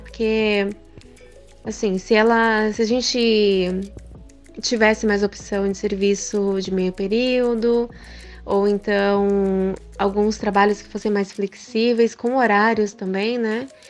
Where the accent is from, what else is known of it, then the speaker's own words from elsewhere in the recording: Japan; Eu cresci no Japão, estudei em escola japonesa também